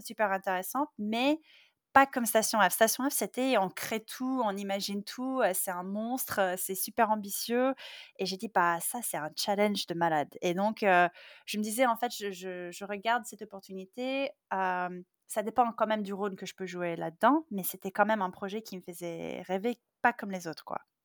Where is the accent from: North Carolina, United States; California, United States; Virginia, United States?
California, United States; Silicon Valley; moved away; je viens de Silicon Valley, je suis née là-dedans, euh, j'ai une double culture